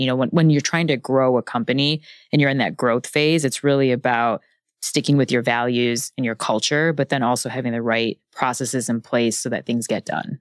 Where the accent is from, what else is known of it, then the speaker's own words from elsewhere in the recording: Chicago, Illinois, United States; moved away as an adult; also born or lived in Bentonville, Arkansas / Los Angeles; now in New York, United States; I grew up in Chicago